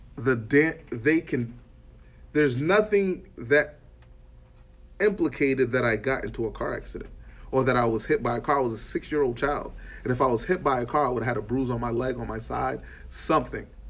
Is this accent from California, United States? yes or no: no; Boston, Massachusetts, United States; I'm from I'm from Boston